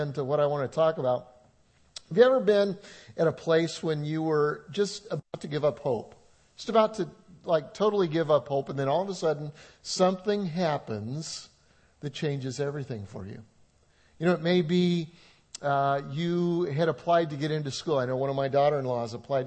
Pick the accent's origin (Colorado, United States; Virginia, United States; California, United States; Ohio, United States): Colorado, United States; moved away; I grew up in Colorado